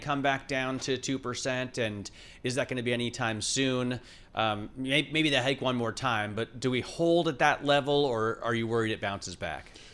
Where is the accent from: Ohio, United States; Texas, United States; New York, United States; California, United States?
Ohio, United States; Growing up in Ohio